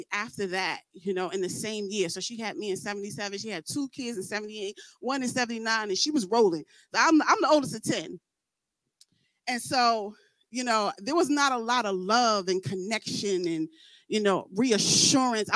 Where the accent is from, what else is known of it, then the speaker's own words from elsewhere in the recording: New York, United States; I'm from New York